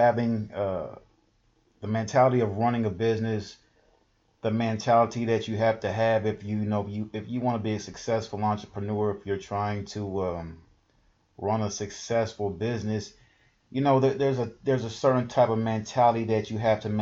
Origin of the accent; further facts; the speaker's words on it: Houston, Texas, United States; I'm from Houston